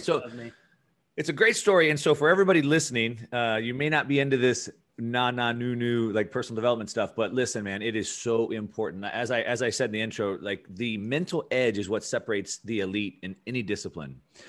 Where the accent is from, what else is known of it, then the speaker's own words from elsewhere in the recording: California, United States; I grew up in Southern California.